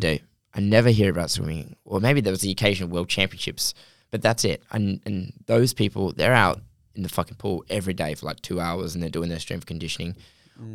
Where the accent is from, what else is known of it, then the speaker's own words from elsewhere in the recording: England, United Kingdom; I'm from England